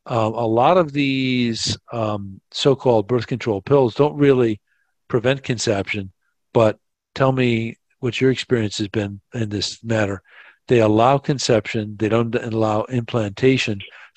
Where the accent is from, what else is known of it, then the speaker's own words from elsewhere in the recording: United States; moved away as an adult; also born or lived in Colombia; for a time, I lived in Colombia. And I would come back to, I'm American, but I'd come back to the States periodically, and I would stay there.